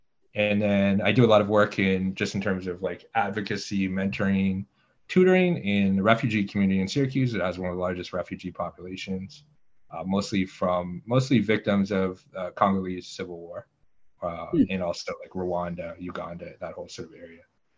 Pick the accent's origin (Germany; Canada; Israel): Canada; Ottawa, Ontario; So I was born and I grew up in Ottawa, Canada. But it's a little bit more complex than that. Both my parents were American immigrants to Canada.